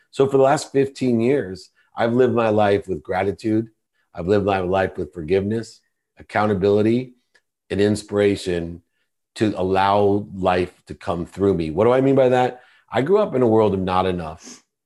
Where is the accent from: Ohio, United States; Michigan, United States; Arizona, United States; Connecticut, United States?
Ohio, United States; Akron; I grew up, I was born in Akron, Ohio, which is a small town